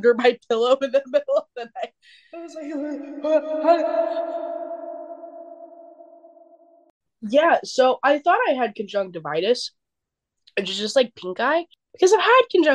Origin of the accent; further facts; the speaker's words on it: North Carolina, United States; we're from North Carolina